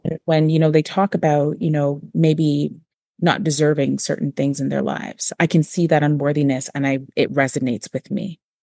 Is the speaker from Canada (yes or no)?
yes; Toronto, Ontario, Canada; I grew up in Moss Park